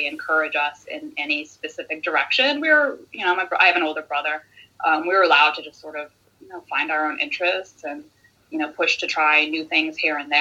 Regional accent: Midwest, United States; I grew up in the Midwest in the States

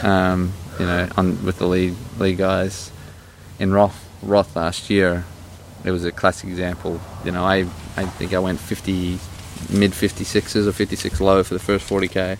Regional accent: Australia; moved away; growing up in Australia, when I was there in my young teens

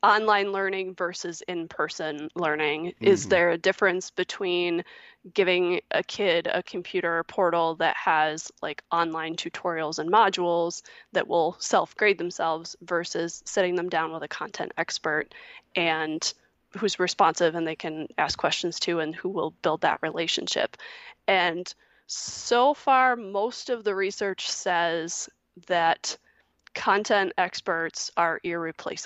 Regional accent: Michigan, United States; here in my home state of Michigan

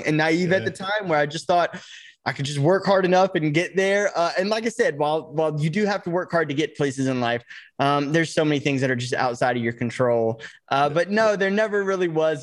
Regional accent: Chattanooga, Tennessee, United States; now in Los Angeles, United States; I grew up in Chattanooga, Tennessee, which is, I grew up on a farm.

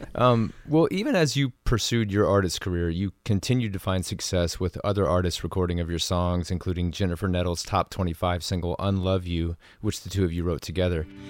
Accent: Tennessee, United States; growing up in Tennessee

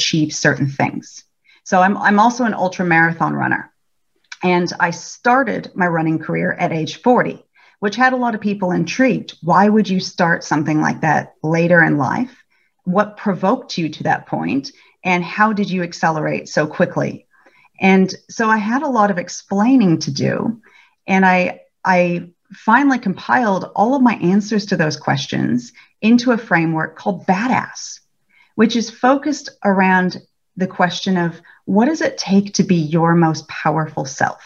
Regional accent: California, United States; moved away as an adult; now in Melbourne, Australia; I'm originally from California and I've lived in Melbourne for about 12 years now

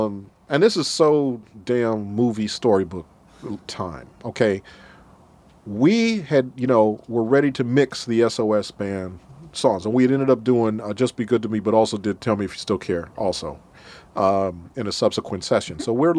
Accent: Minnesota, United States; Now, I'm from Minnesota.

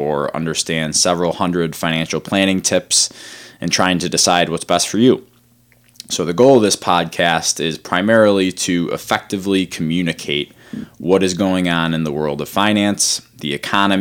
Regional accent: Rochester, New York, United States; moved away as an adult; now in Dayton, United States; I'm originally from Rochester, New York, but our firm is based in Dayton, Ohio

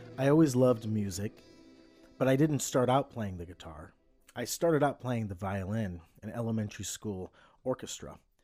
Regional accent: Cleveland, Ohio, United States; I was a kid from Cleveland.

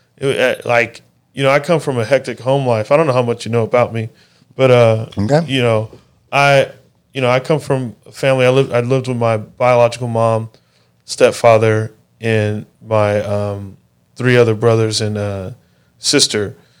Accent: Mesa, Arizona, United States; where I grew up in Mesa is a pretty poor area.

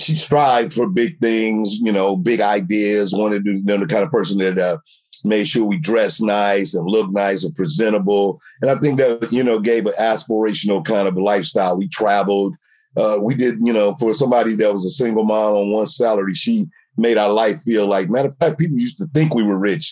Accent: St. Louis, Missouri, United States; growing up in St. Louis, you got those relatives

